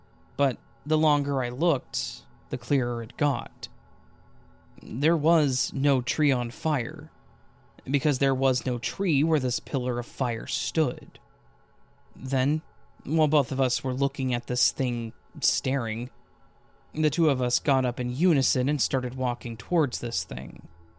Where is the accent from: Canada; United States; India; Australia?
Australia; Adelaide, South Australia; I'm from Adelaide, Australia.